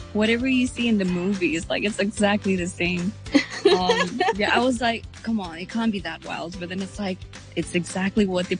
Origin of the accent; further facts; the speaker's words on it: Nepal; English is a second language; I've never lived in a village in Nepal, even though I am from Nepal, and I'm quite detached from, like, I guess the community in Nepal